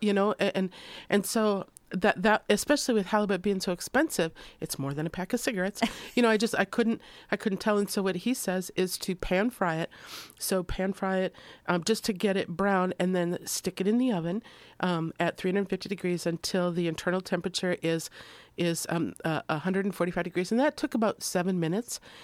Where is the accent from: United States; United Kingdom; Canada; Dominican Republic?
United States; Minnesota; moved away; I'm from Minnesota